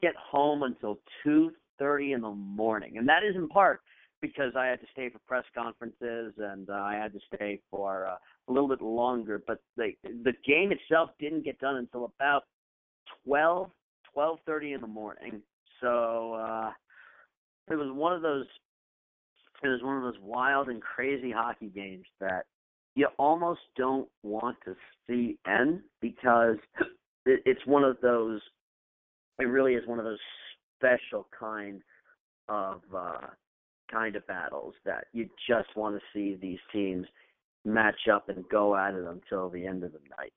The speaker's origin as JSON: {"language": "English", "region": "Connecticut", "country": "United States", "tie": "born or raised there", "said": "being a Red Sox fan growing up in Connecticut"}